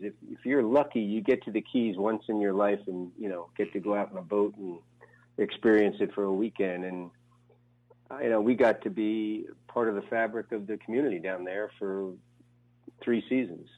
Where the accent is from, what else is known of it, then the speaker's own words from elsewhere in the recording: New Jersey, United States; moved away as an adult; also born or lived in New York / Los Angeles; I grew up in Jersey near New York.